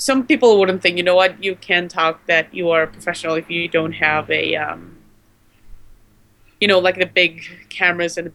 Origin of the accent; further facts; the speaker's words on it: Guatemala; I'm from Guatemala